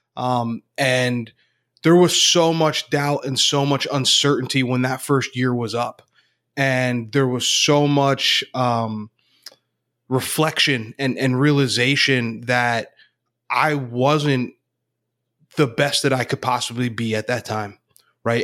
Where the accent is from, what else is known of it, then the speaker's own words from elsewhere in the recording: Northeast Pennsylvania, United States; now in Central Pennsylvania, United States; Grew up in Northeast P A, but I'm, I'm living in central Pennsylvania now